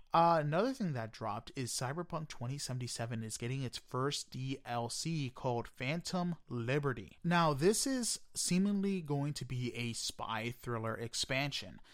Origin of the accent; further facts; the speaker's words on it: New York City, New York, United States; I am a New Yorker